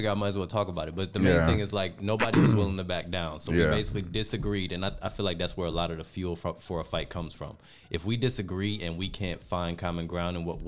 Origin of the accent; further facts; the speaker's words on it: Detroit, Michigan, United States; growing up in Detroit